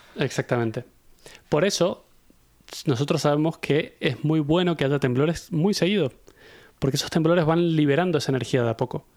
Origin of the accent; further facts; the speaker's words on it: Mendoza, Argentina; moved away; yo soy de Mendoza, de Argentina, que es un sitio que es una zona sísmica